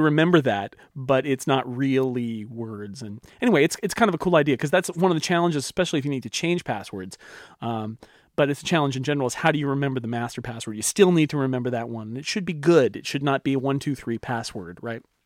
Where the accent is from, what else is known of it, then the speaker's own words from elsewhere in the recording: near Yosemite, California, United States; I grew up near Yosemite.